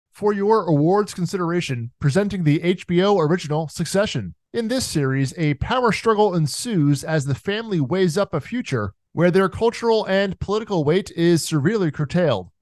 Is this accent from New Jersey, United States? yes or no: yes; Jersey Shore, New Jersey, United States; I'm from the Jersey Shore